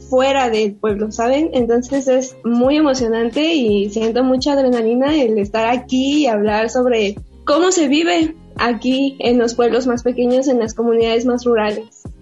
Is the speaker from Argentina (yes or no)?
no; San Pedro Tesistán, Jalisco, Mexico; Es un pueblo muy pequeño, eh, alrededor somos mil habitantes, pero parece que son menos, la verdad.